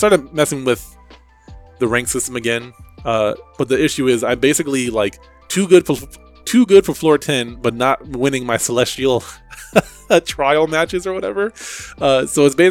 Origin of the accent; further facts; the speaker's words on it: New Jersey, United States; I grew up in New Jersey